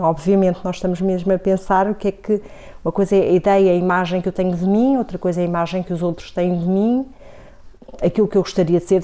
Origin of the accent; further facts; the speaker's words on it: Coimbra, Centro, Portugal; also born or lived in Vila Real; Quando começo a ter memória, depois mais tarde, até a escola primária e adolescência aqui já foi em Coimbra